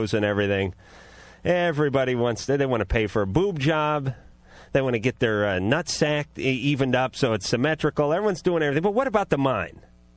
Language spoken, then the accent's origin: English; Los Angeles, California, United States; I come from the Valley